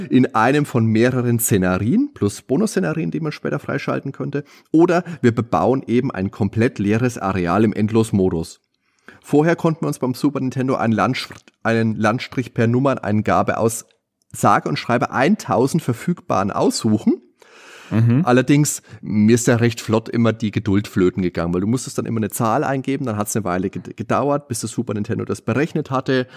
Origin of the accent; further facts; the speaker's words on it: Lower Franconia, Bavaria, Germany; bei uns in Unterfranken, der höchste Berg ist die Dammersfeldkuppe